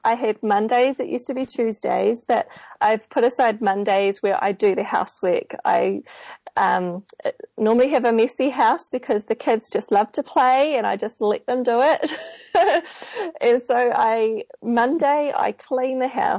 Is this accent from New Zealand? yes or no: yes; Auckland, New Zealand; I'm from Auckland here in New Zealand on the bottom of the world.